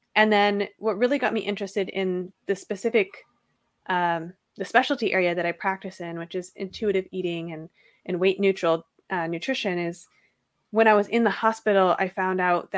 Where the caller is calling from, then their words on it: Seattle, Washington, United States; And I'm coming from Seattle.